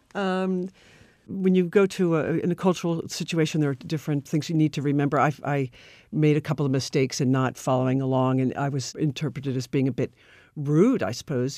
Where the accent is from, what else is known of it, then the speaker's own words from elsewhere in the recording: Philadelphia, Pennsylvania, United States; moved away as an adult; now in Paris, France; I was, uh, originally from Philadelphia area